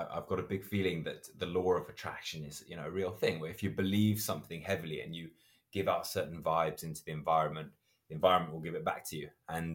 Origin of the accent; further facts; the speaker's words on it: Zimbabwe; moved away; My mom's originally from Zambia. And so I grew up in Zimbabwe.